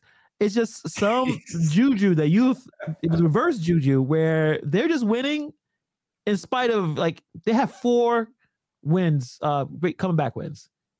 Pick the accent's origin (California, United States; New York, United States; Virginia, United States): New York, United States; Brooklyn; And it's interesting when I say I'm born and raised in Brooklyn, right? Like, I'm born and raised in New York City.